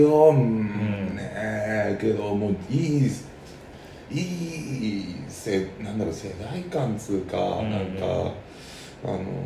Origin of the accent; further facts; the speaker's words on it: Saitama, Japan; now in Tokyo, Japan; 僕はずっと埼玉県で育って